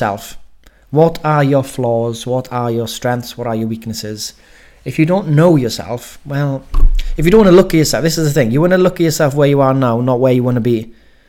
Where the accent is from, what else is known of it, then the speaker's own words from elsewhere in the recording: Wales, United Kingdom; I'm Welsh